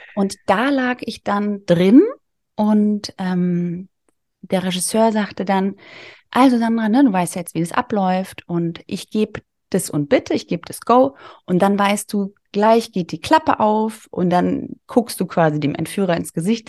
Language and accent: German; a small village near Darmstadt, Hesse, Germany; ich komme aus einem kleinen Dorf bei Darmstadt. Du hast ja mich als Hessin angekündigt